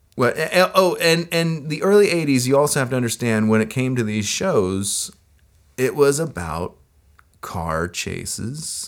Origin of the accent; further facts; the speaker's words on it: United States; I am an American